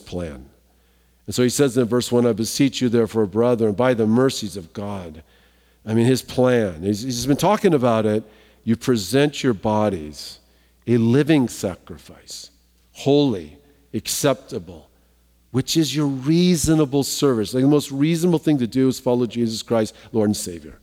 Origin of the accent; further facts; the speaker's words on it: Southern California, United States; I'm from Southern California